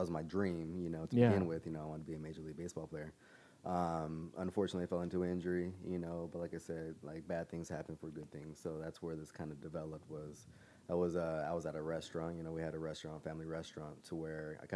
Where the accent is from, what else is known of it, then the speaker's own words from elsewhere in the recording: San Diego, California, United States; I've grown and lived in San Diego my whole life.